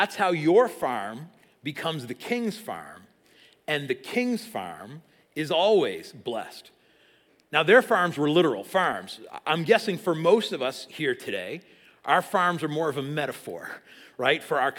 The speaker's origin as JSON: {"language": "English", "region": "South East England", "country": "United Kingdom", "tie": "born or raised there", "said": "I grew up in Sussex, up the road. I know from cows."}